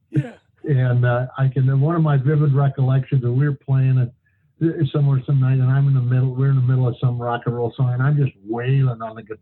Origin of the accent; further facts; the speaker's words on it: Kalispell, Montana, United States; Well, it was interesting. That was, uh, uh, it was a small town at that time. It was like uh, 7,500 people, I think.